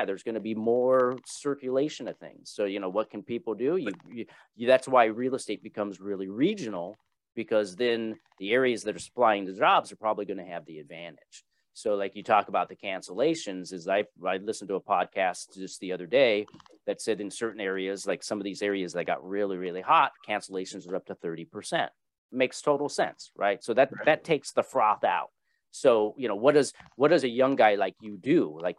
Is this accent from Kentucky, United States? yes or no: yes; Louisville, Kentucky, United States; born there; My brother was born in Pennsylvania. I was born in Louisville, Kentucky.